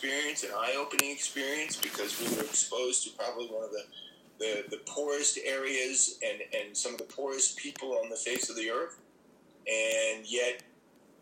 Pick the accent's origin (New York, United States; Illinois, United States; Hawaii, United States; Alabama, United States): New York, United States; New York City; also born or lived in Washington, D.C. / Miami; I lived there till I was 9, till we moved back to New York